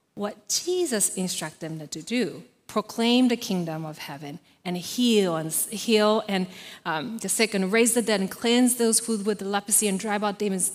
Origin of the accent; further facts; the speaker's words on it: Japan; moved away as an adult; I was born and raised in Japan